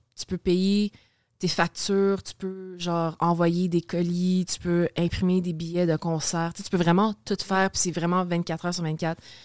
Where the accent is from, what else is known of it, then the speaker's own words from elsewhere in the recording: Saint-Constant, Quebec, Canada; also born or lived in Maisonneuve, Montreal / West Island, Montreal; j'ai passé, je pense, 11 ans de ma vie, ça arrive sud. Fait que genre Delson, Saint-Constant.